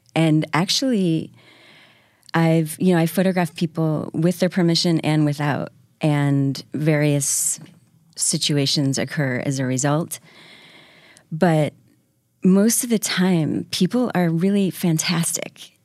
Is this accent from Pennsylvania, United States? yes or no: no; Syracuse, New York, United States; now in New York, United States; I was raised outside of Syracuse.